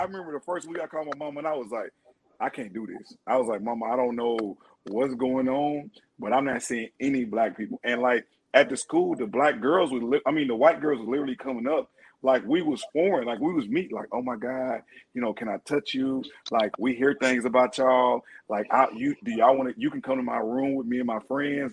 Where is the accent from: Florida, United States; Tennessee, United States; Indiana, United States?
Tennessee, United States; moved away; I came from this little town in Tennessee